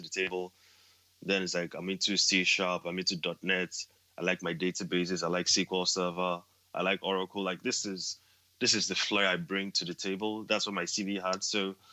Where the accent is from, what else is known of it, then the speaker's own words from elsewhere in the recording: Nigeria; moved away as an adult; also born or lived in Edinburgh, United Kingdom; now in United Kingdom; being a Nigerian, you know, being kind of an immigrant as well